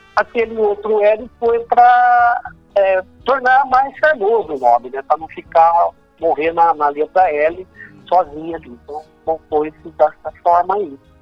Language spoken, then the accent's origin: Portuguese; Salto Grande, São Paulo, Brazil; now in Assis, Brazil; eu sou do estado de Salto Grande, que é próximo aqui de, de Assis